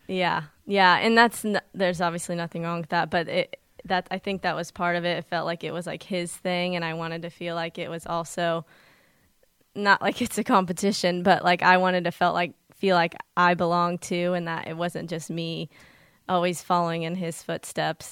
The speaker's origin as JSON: {"language": "English", "town": "Columbus", "region": "Indiana", "country": "United States", "tie": "born or raised there", "said": "I grew up in Columbus, Indiana"}